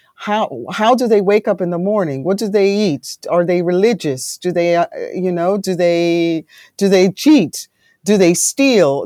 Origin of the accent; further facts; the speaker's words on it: Greece; also born or lived in United Kingdom / London; now in Netherlands; I'm born in the U K, but I grew up in Greece